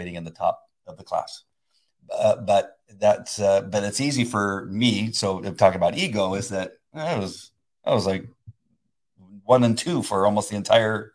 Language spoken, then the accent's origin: English; La Mirada, California, United States; growing up in La Mirada, California